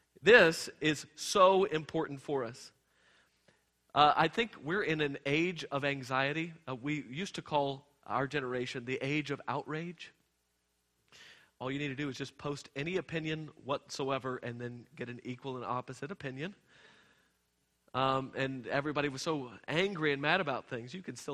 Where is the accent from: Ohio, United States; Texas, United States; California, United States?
Texas, United States; I came from Texas. It's everything's bigger and better in Texas.